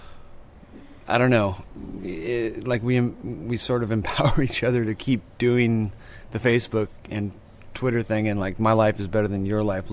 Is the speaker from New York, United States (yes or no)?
no; Sacramento, California, United States; also born or lived in Salinas, California / San Francisco, California; now in San Joaquin Valley, United States; I grew up towards Placerville, but I'm pretty much from Sacramento, and then I moved to San Francisco for many years